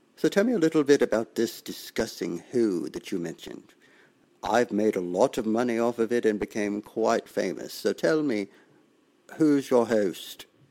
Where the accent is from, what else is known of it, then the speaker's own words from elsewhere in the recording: Mississippi, United States; accent: southern drawl; I'm from Mississippi